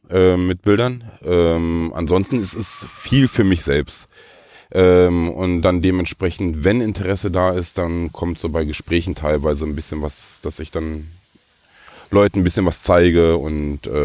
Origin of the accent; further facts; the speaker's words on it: Lippstadt, North Rhine-Westphalia, Germany; Ich selbst komme aus Lippstadt.